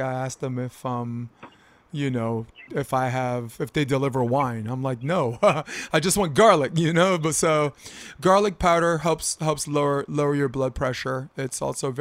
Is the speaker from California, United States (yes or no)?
yes; California, United States; I'm from California